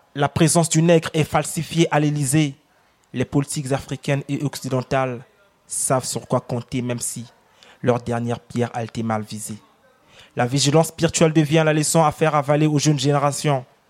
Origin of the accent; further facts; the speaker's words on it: Republic of the Congo; first language Lari; French is a second language; ma langue maternelle, le, Congo, le Lari